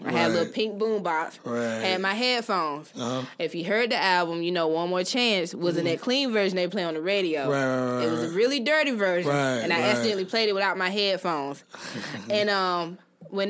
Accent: Anderson, South Carolina, United States; born or raised there

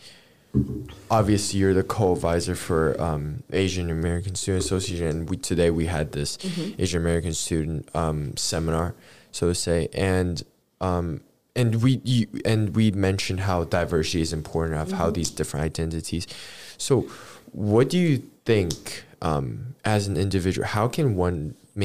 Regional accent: China; now in United States; I came from China

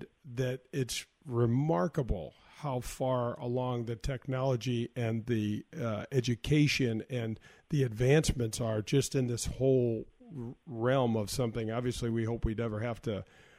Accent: North County, Missouri, United States; That's where I grew up in North County

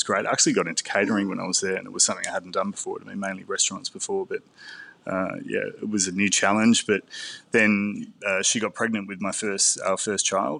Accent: Perth, Western Australia, Australia; I grew up in Perth in Western Australia.

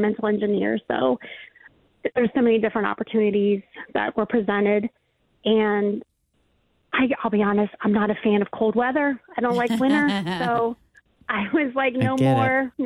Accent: Cincinnati, Ohio, United States; moved away as an adult; I love, love, love my hometown

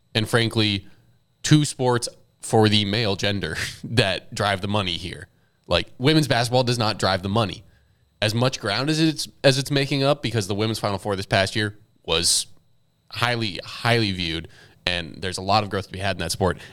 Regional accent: Dallas, Texas, United States; growing up in Dallas

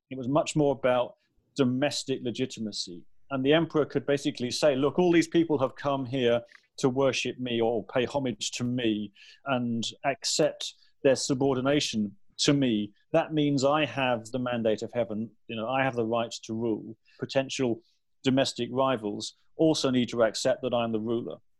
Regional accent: United Kingdom; coming as a Brit

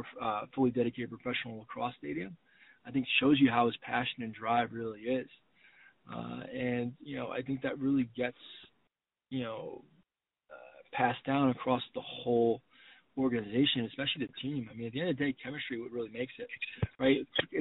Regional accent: Northeast, United States; You know, I grew up in New York, Connecticut, Northeast lacrosse guy.

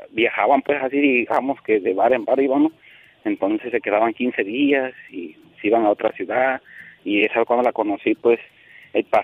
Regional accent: Guerrero, Mexico; now in Puerto Escondido, Mexico; soy de Guerrero, pues ahí, estamos acostumbrados al miedo.

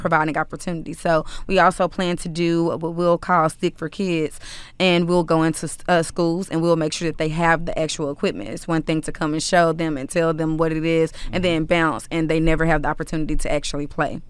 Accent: Dallas, Texas, United States; I'm from Dallas. I'm from South Oak Cliff. So, I've benefited from those resources as a young child

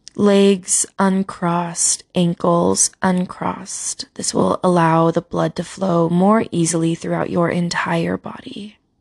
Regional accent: Utah, United States; I'm from Utah

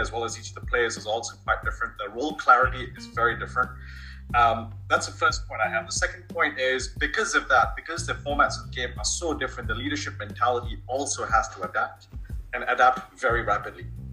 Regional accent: Australia; now in London, United Kingdom; I am a Australian-born Londoner at the moment.

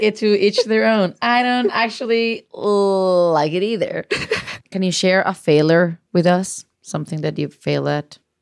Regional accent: Mexico; moved away; growing up in Mexico

